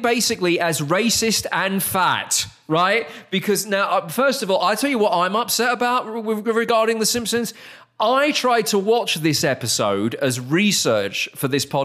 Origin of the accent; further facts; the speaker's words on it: United Kingdom; as a Brit